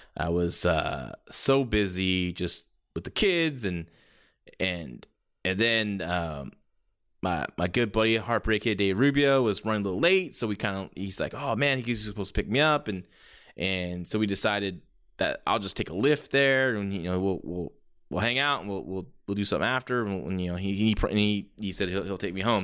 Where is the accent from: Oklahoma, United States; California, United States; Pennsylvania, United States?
California, United States; San Jose; my hometown of San Jose, California